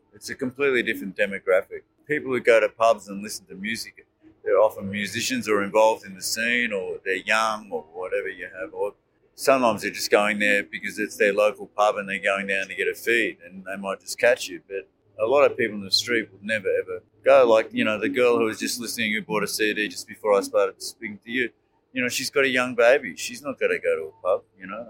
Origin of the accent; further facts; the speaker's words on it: Melbourne, Victoria, Australia; I'm from Melbourne